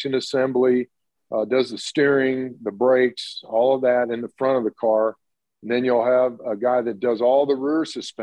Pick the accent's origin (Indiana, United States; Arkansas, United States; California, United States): Indiana, United States; I grew up in Indiana, went to a lot of the sprint car and midget races, the dirt tracks. I told you I grew up down the street from the state fairgrounds